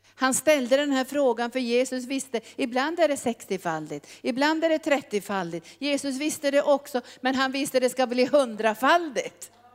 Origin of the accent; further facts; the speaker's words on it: Norrbotten County, Sweden; also born or lived in Brazzaville, Republic of the Congo; jag kom ju från Norrbotten